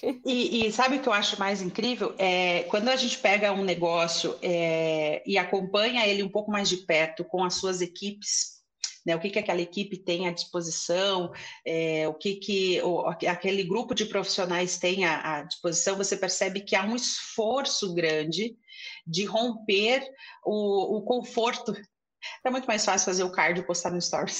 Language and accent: Portuguese; Curitiba, Paraná, Brazil; eu sou de Curitiba